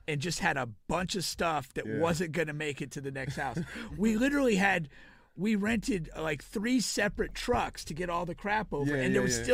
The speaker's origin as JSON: {"language": "English", "region": "Connecticut", "country": "United States", "moved": "yes", "said": "I came from Connecticut originally."}